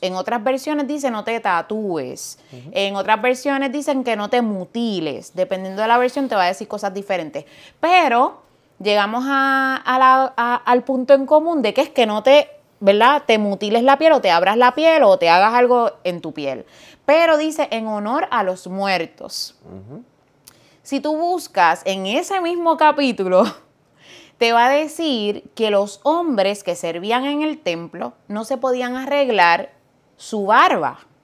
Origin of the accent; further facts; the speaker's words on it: Fajardo, Puerto Rico; Yo soy boricua, nací en Fajardo, Puerto Rico, vengo de una familia maravillosa